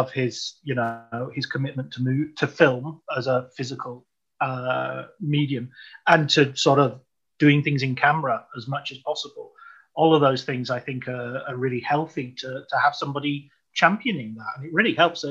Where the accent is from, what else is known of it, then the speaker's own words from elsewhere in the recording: United Kingdom; I'm British and I grew up during the royal wedding and all that period.